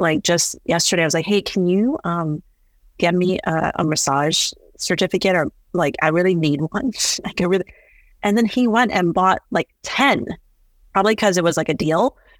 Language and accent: English; Northeast, United States; I think just growing up in the Northeast